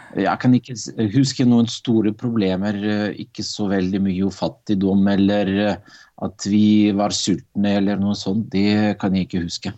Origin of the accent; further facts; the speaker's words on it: Arkhangelsk, Arkhangelsk Oblast, Russia; Norwegian is a second language; moved away as an adult; also born or lived in Meløy, Norway; now in Drammen, Norway; Jeg ble født i 1960, og det var Russland. En by som ligger langt i nord i Russland, som heter Arkangelsk.